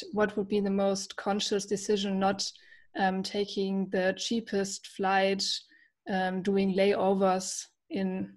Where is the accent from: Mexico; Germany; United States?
Germany; I'm from Germany.